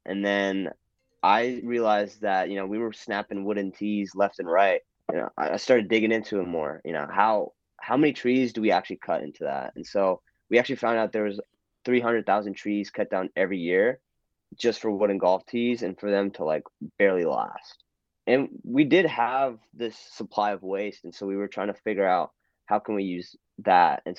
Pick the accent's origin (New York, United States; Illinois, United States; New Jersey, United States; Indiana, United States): New Jersey, United States; moved away as an adult; now in Texas, United States; I'm from New Jersey, so I grew up in the suburbs of Jersey